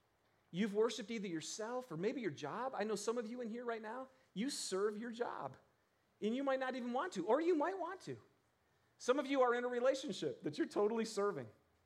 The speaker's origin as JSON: {"language": "English", "region": "Michigan", "country": "United States", "said": "You guys, I'm from Michigan. You know, my mom and dad are farmers."}